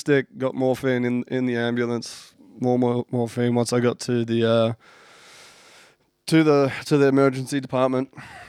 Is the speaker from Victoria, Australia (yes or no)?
yes; Sunbury, Victoria, Australia; at the local pub down in where we grew up in Sunbury, in Victoria.